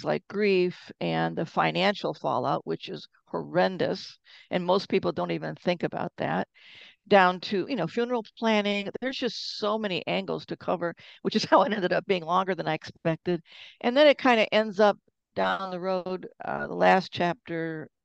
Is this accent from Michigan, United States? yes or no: yes; Detroit, Michigan, United States; moved away as an adult; My background is that I'm originally from Detroit